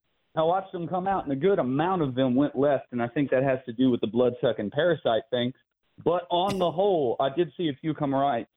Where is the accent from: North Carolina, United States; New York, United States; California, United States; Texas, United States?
Texas, United States; Cleveland; And I'm from Cleveland, Texas.